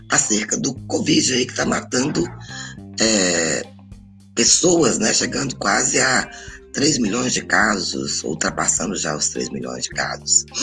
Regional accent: Governador Valadares, Minas Gerais, Brazil; born there; Eu sou nascida em Governador Valadares, Minas Gerais. E quem nasceu em Governador Valadares, a gente fica brincando que era filial do inferno.

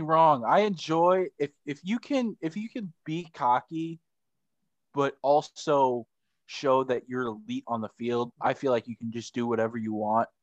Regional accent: Chicago, Illinois, United States; We're all from Chicago

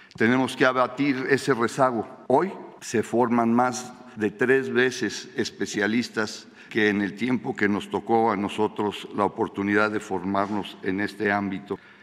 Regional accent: Tamaulipas, Mexico; como mexicano, como tamaulipeco y médico

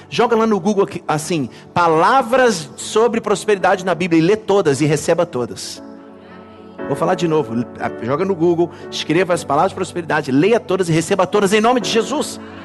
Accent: Brazil; como brasileiros

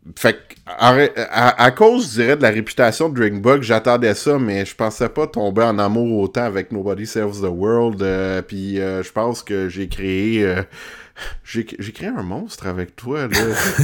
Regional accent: Montreal, Quebec, Canada; je suis un petit Montréalais.

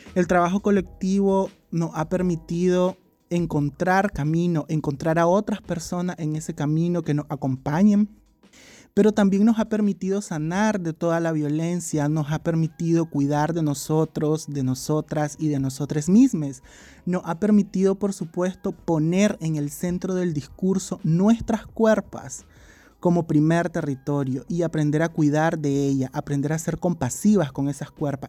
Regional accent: Nicaragua; vivimos como personas nicaragüenses y centroamericanas

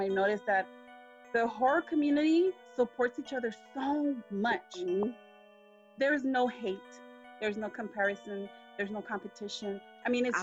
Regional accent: Los Angeles, California, United States; I grew up in East LA. I'm an East LA girl

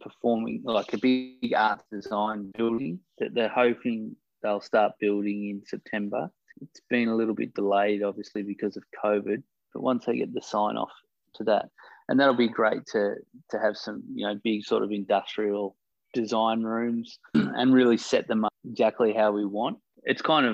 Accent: Australia; moved away as an adult; also born or lived in China; now in Cambodia; I'm originally from Australia and spent the last 10 years in China

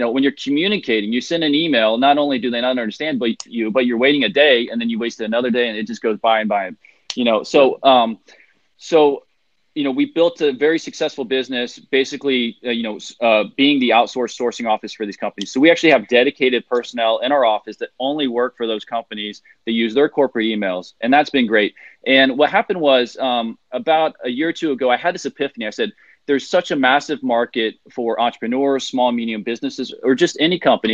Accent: United States; moved away as an adult; now in China; as an American in China, working for a Chinese factory

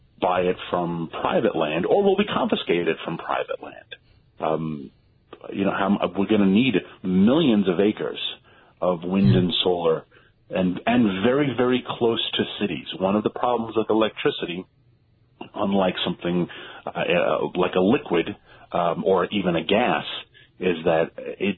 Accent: New York, United States; I grew up in New York

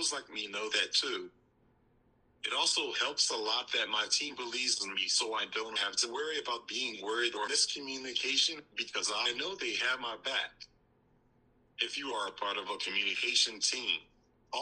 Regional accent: Louisville, Kentucky, United States; the small community we had in my hometown in Louisville, Kentucky

